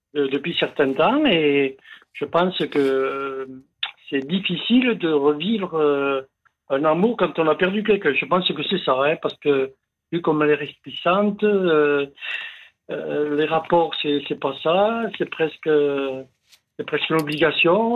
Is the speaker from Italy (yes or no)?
yes; Italy; je suis un Italien